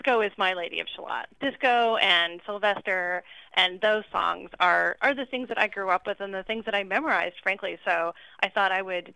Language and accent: English; Canada; I am a Canadian